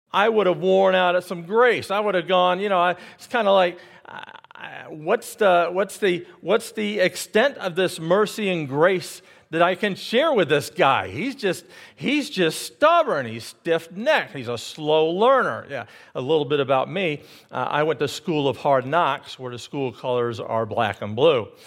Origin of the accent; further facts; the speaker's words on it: United States; I'm not English and I'm American